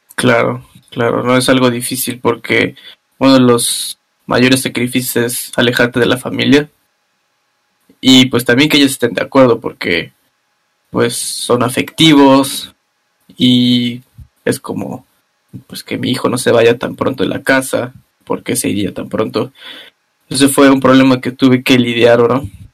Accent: Mexico; moved away as an adult; now in Germany; mi querido México

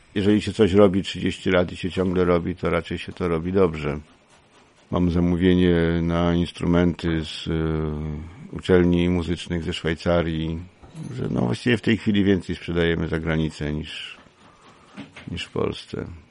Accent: Kraków, Lesser Poland, Poland; moved away as an adult; now in Dąbrówka, Poland; ja pierwsze 20 lat swojego życia spędziłem w Krakowie. W ogóle jestem urodzony Krakusem.

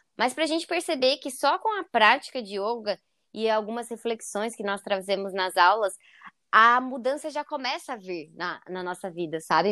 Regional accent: Joinville, Santa Catarina, Brazil; eu sou de Joinville, Santa Catarina

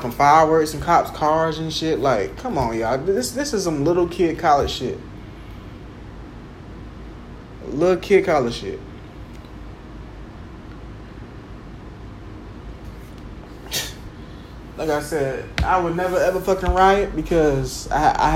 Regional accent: Jacksonville, Florida, United States; when I was growing up in Jacksonville, going to the mall, the Orange Park Mall, Regency Mall

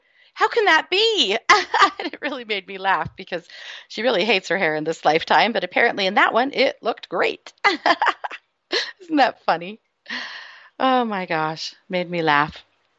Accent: Utah, United States; also born or lived in Idaho; I swear I don't have a speech impediment, and I'm from Utah and Idaho.

